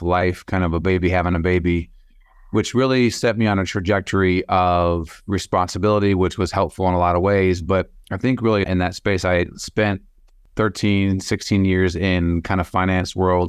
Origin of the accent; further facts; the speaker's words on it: Sioux Falls, South Dakota, United States; born and raised Sioux Falls